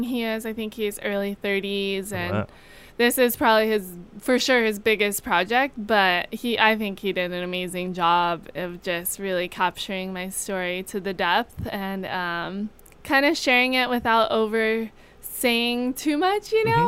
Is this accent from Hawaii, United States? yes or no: yes; Hawaii, United States; I'm born and raised in Hawaii.